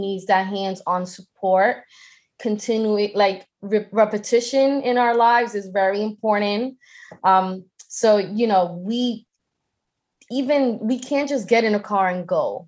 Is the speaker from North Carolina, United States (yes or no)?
no; Boston, Massachusetts, United States; I'm from Boston